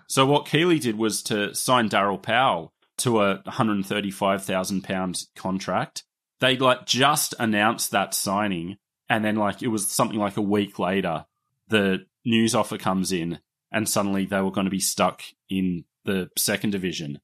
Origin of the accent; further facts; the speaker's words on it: Australia; accent: Australian; my Australian accent